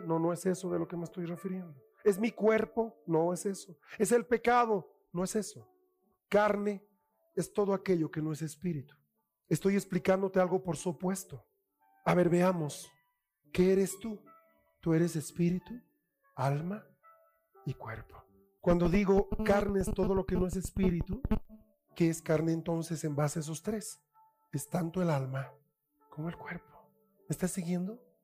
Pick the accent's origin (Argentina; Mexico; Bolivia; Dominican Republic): Bolivia; como bolivianos